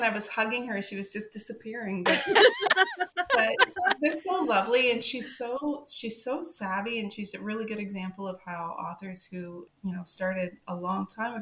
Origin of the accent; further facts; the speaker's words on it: Canada; also born or lived in Alberta; as a Canadian